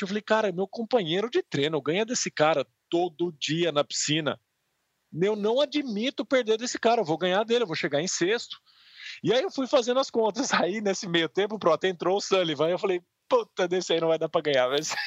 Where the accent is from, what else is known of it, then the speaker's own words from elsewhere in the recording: Piracicaba, São Paulo, Brazil; quando eu era moleque lá em Piracicaba